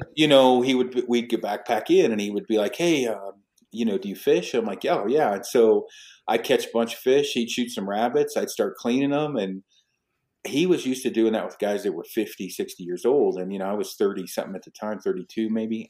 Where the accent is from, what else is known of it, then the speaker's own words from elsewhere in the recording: Detroit Lake, Oregon, United States; I was raised in Detroit Lake, Oregon